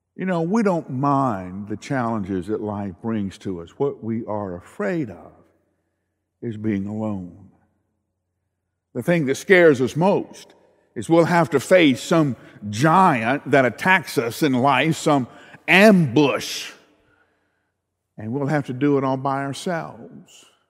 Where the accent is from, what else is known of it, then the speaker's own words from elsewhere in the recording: the South, United States; I grew up in the South